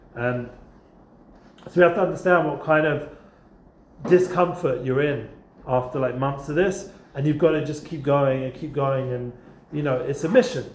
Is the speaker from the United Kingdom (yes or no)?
yes; England, United Kingdom; now in Israel; I'm English.